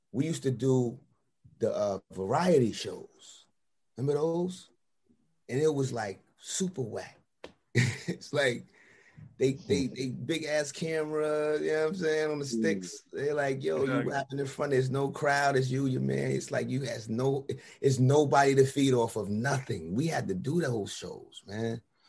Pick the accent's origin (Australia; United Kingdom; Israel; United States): United States; New York City, New York; I'm from Brownsville.